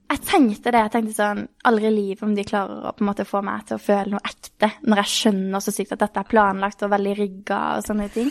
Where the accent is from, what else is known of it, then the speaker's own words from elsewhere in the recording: Kristiansand, Agder, Norway; Jeg er jo fra Kristiansand, eller Birkelandet, Sørlandet